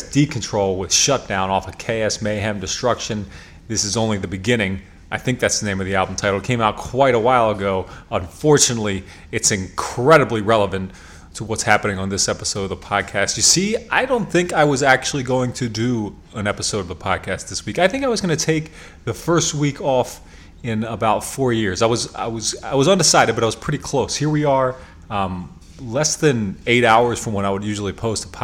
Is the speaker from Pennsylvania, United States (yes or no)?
yes; York, Pennsylvania, United States; now in Lancaster, United States; I'm from York. I live in Lancaster